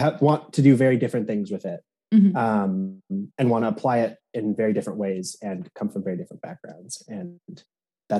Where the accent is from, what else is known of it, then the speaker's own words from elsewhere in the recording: San Luis Obispo, California, United States; moved away; I am originally from San Luis Obispo, California